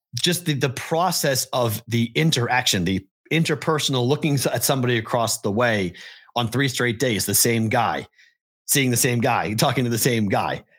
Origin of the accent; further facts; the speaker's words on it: Massachusetts, United States; now in Nevada, United States; Massachusetts, my home state